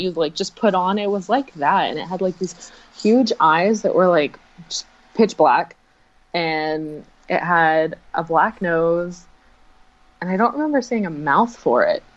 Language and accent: English; Florida, United States; I'm from Florida